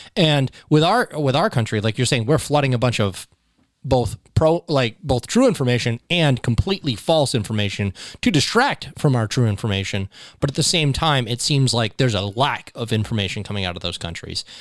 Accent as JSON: {"language": "English", "country": "United States", "said": "I was from America"}